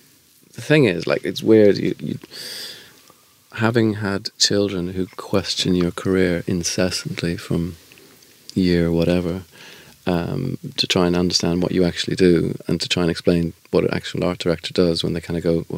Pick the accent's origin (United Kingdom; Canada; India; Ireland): Ireland; Dublin, Leinster; moved away; I was Irish and from Dublin